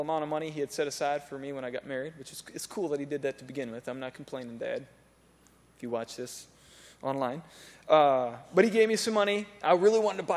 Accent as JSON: {"language": "English", "country": "United States", "said": "I'm an American"}